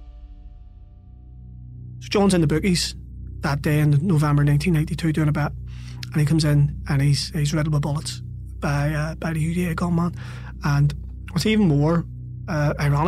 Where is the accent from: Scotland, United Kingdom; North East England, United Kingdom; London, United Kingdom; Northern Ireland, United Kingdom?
Northern Ireland, United Kingdom; Belfast; growing up in North Belfast